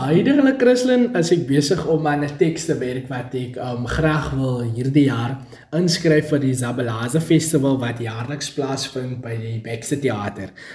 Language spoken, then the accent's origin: Afrikaans; a small town near Vredendal, Western Cape, South Africa; Ek is gebore daar in die Karis wêreld en ek het groot geword op 'n klein dorpie genaamd Redport, daar in die Vredendal omgewing.